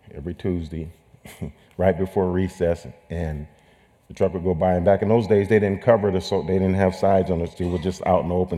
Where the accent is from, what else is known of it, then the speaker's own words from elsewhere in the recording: Sacramento, California, United States; I was raised in Sacramento, California